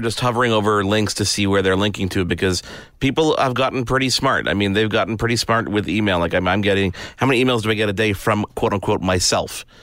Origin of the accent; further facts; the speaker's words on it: Canada; I'm I'm a Canadian.